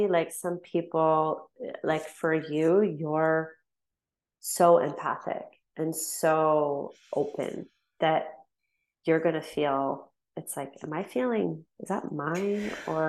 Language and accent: English; London, Ontario, Canada; London, Ontario.